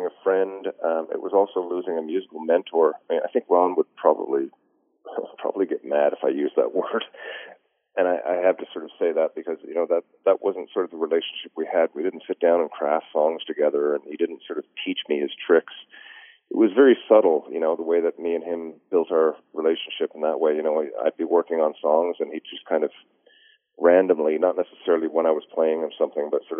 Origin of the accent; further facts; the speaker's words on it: Newfoundland and Labrador, Canada; I would be excommunicated as a Newfoundlander